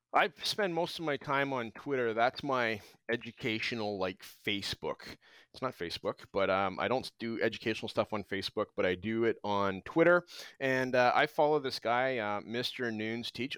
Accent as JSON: {"language": "English", "region": "Alberta", "country": "Canada", "tie": "born or raised there", "also_born_or_lived": "British Columbia", "moved": "yes", "lives_now": "Abbotsford, Canada", "said": "I grew up in Alberta"}